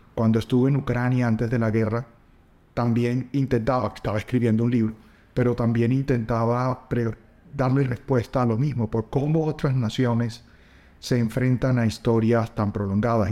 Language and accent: Spanish; La Guajira, Colombia; crecí en la Guajira colombiana